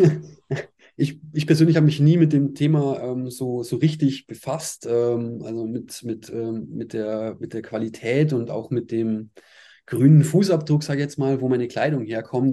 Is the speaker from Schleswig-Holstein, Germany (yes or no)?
no; Altötting, Bavaria, Germany; also born or lived in Ostwestfalen, North Rhine-Westphalia; now in Ingolstadt, Germany; bin mit äh, sechs Jahren nach Aldötting gezogen